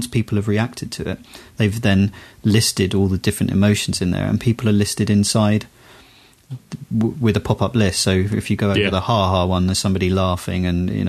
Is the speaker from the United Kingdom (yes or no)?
yes; United Kingdom; I'm British